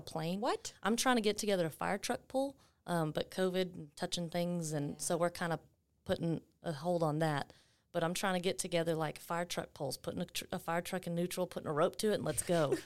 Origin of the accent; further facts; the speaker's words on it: Waco, Texas, United States; also born or lived in Gatesville, Texas; I was born in Waco, raised half in Waco, half in Gatesville